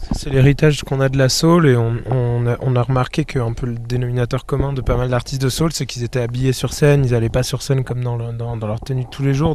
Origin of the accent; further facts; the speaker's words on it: Rennes, Brittany, France; on vient de Rennes